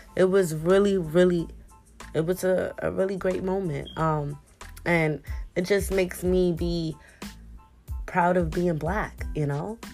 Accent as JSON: {"language": "English", "town": "New York City", "region": "New York", "country": "United States", "tie": "born or raised there", "said": "I grew up in the Bronx and I grew up in Harlem. So in the Bronx where I grew up, it was one of one of the roughest neighborhoods in the Bronx"}